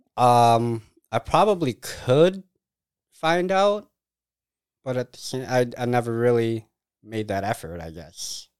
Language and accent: English; Mazomanie, Wisconsin, United States; also born or lived in Madison, Wisconsin; I grew up in Major Manny.